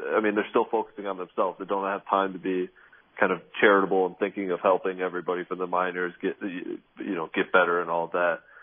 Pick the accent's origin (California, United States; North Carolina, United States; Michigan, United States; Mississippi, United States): Michigan, United States; Grand Rapids; I grew up in Grand Rapids, Michigan